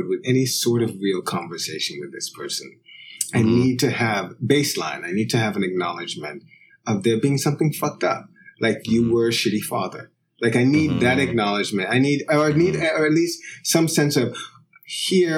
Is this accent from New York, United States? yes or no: yes; New York, United States; also born or lived in London; my mother would often visit the house I grew up in. She lives in Jamaica, but she would often come back and visit to get various things and spend a little bit of time in New York.